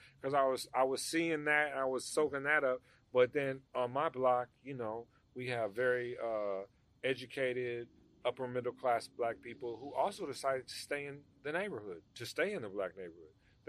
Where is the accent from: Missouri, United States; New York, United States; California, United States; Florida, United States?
California, United States; Los Angeles; I grew up in that neighborhood my whole life in that whole area around there. You know what I mean? It is part of Crenshaw.